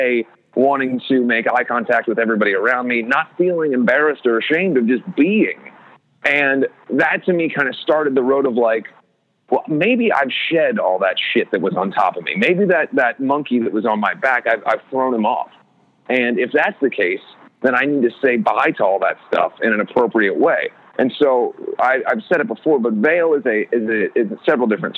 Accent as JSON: {"language": "English", "region": "Ohio", "country": "United States", "tie": "born or raised there", "moved": "yes", "said": "I was a kid from Ohio who was essentially a loner"}